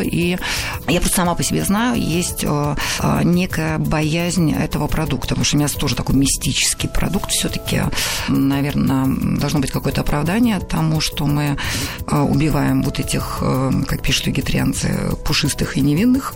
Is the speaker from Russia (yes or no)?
yes; Saint Petersburg, Russia; also born or lived in Odessa; город Ленинград, где я жила, росла